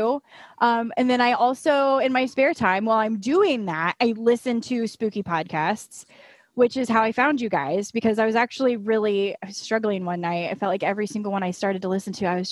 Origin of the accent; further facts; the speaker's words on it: Indiana, United States; moved away as an adult; now in Florida, United States; I'm just a Midwest girl. I grew up in Indiana, but a couple years ago, I moved down to Florida